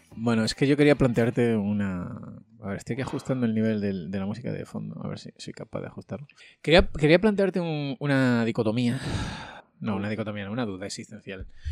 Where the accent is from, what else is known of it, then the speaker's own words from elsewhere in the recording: Andalusia, Spain; yo siendo andaluz, también soy casi africano